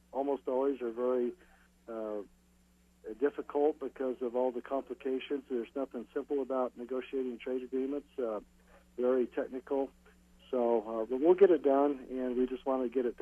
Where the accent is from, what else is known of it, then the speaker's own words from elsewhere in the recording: California, United States; my home state of California